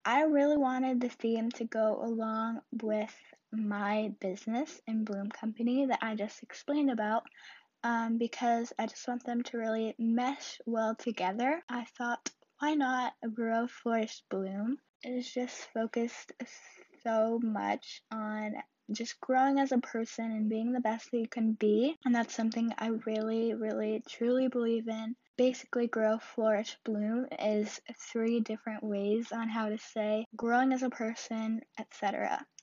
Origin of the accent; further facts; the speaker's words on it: Southern California, United States; I'm a teenager from Southern California